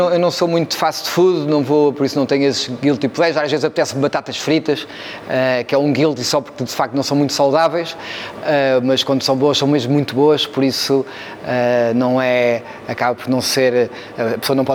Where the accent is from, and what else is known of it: Cascais, Lisbon, Portugal; born or raised there